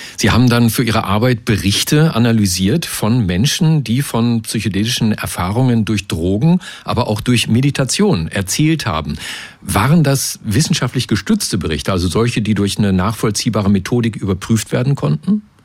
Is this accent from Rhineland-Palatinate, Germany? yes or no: no; Lower Saxony, Germany; now in Berlin, Germany; Aus Niedersachsen, aus meiner, meiner alten Heimat